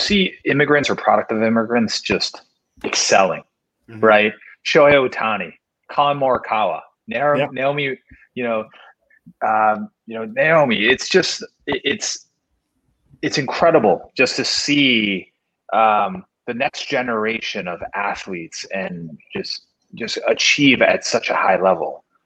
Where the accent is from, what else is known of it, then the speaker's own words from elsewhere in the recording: Chicago, Illinois, United States; also born or lived in Korea; I grew up in Chicago